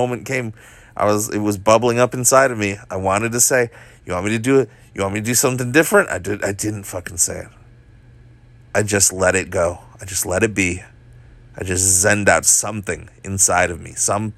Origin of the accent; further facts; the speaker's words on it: Hawaii, United States; I'm Asian, I'm from Hawaii, like Asian Hawaiian